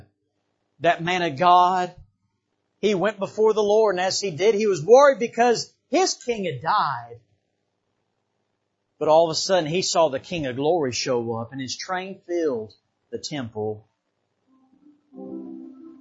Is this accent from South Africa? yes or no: no; Bahamas; now in United States; I didn't grow up here in the United States. I grew up in the Bahamas.